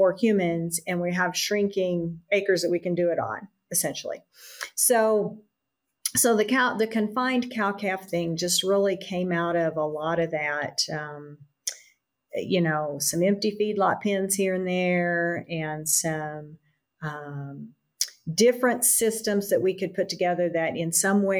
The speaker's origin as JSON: {"language": "English", "town": "Amarillo", "region": "Texas", "country": "United States", "tie": "born or raised there", "said": "I grew up outside of Amarillo, Texas, on an integrated farm, dry land farming operation"}